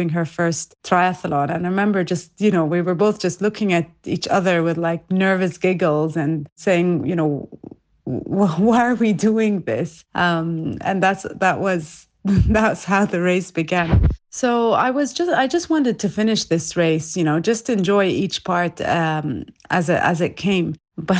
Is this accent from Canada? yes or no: no; Abu Dhabi, United Arab Emirates; also born or lived in Iraq; I'm from Iraq, but I was born and raised in Abu Dhabi in the UAE